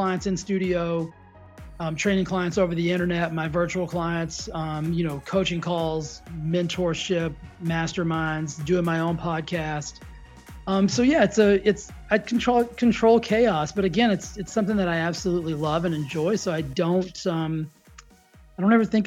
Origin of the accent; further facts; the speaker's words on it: Texas, United States; I grew up in the South. I grew up in Texas.